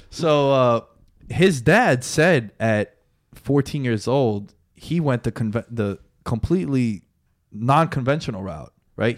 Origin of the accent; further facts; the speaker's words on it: United States; Now we grew up in the States, right? We're Americans